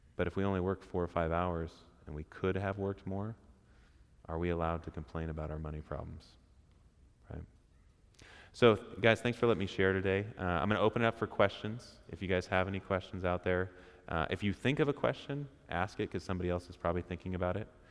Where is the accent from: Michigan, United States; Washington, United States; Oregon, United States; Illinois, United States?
Oregon, United States; Portland; we're from Portland